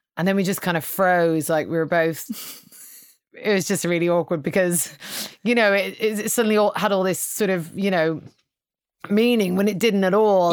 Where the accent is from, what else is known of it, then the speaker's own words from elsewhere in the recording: Ireland; I'm Irish